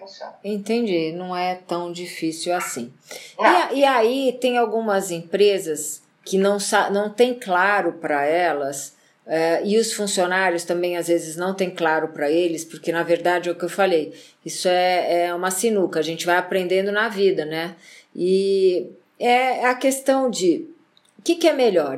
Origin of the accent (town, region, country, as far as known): Brazil